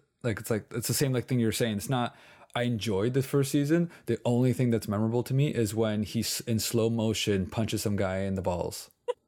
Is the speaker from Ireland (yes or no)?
no; Canada; We're Canadian.